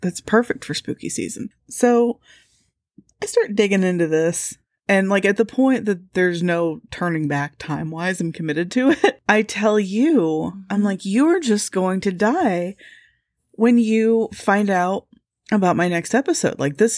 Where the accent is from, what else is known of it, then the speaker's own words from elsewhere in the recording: Midwest, United States; I'm scared. I'm the Midwesterner and I'm scared.